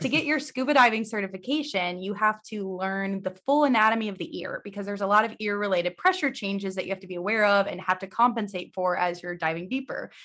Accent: Missouri, United States; also born or lived in Indiana / Phoenix; I'm originally from Missouri, so born and raised here

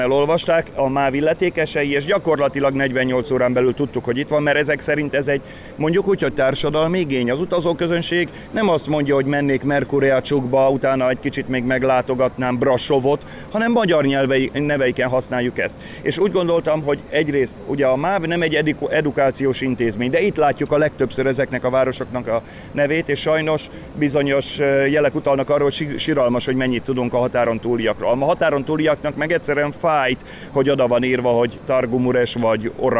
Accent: Pécs, Baranya, Hungary; én Pécsi vagyok

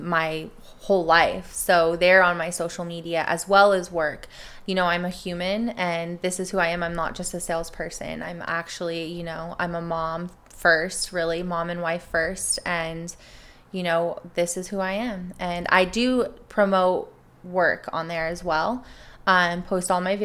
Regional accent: East County, California, United States; I was born and raised out in East County, and I love it.

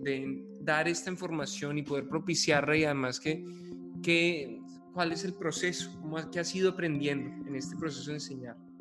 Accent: Bogotá, Colombia; me siento profundamente bogotano

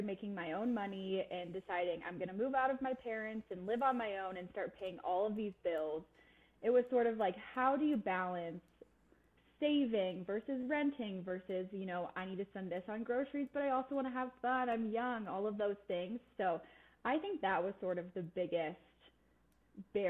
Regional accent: Colorado, United States; I am from Colorado. I went to see you Boulder, so stayed in the state, couldn't leave.

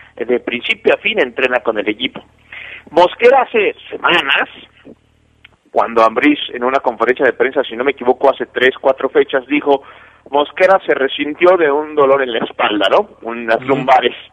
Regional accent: Mexico City, Mexico; en la Ciudad de México, de donde, de donde yo soy

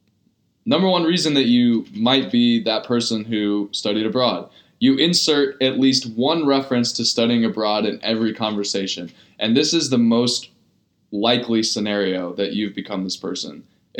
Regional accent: San Diego, California, United States; I'm from San Diego.

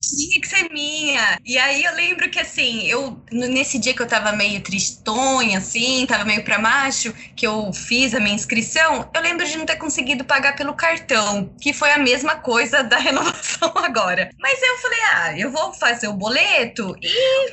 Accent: Campinas, São Paulo, Brazil; accent: caipira; sou de Campinas, interior de São Paulo

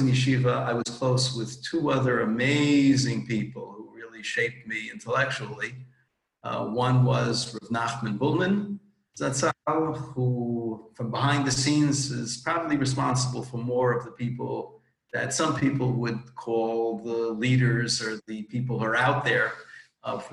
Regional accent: New York City, New York, United States; moved away as an adult; now in Los Angeles, United States; I'm from Manhattan, like most other Jews around the world, and lived there through marriage and kollel

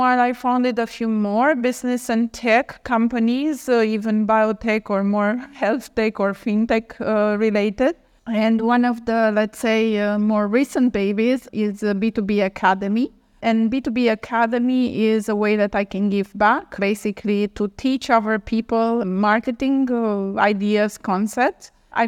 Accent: Romania; I am originally from Romania

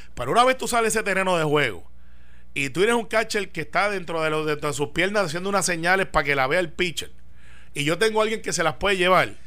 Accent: Puerto Rico; como puertorriqueño

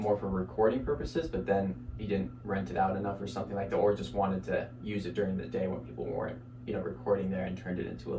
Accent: Logan, Utah, United States; growing up in Logan

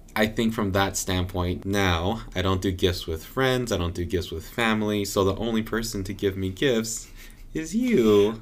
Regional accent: Southern California, United States; now in Portland, United States; we're from Southern California

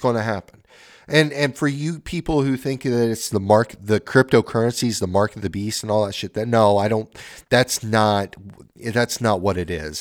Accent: Oregon, United States; I'm from Oregon

